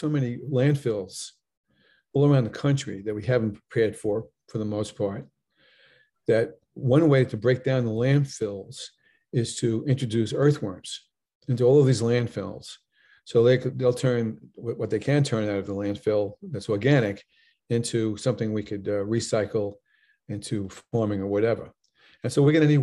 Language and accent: English; Long Island, New York, United States; I'm from Long Island